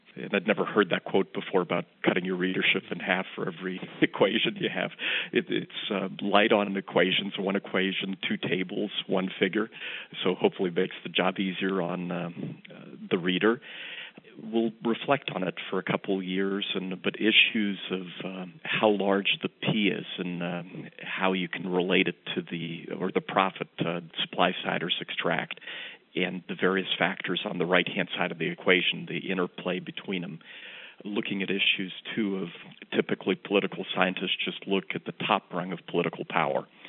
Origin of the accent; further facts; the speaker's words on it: New York, United States; also born or lived in Rochester, New York; my home state of New York